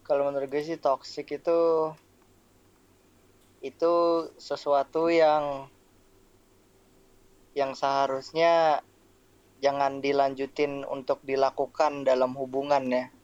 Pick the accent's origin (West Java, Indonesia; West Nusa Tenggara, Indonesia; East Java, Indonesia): West Java, Indonesia; Bogor; Gue perkenalkan semuanya … gue dari Bogor.